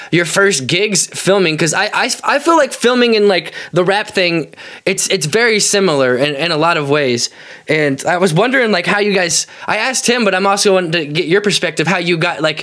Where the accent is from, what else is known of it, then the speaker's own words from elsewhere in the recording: Independence, Missouri, United States; I'm actually from Independence, but I say Kansas City because it's easier